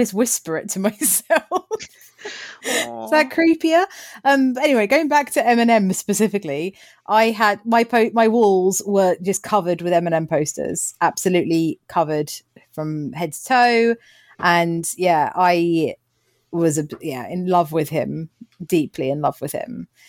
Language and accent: English; Bookham, South East England, United Kingdom; a young girl growing up in Bookham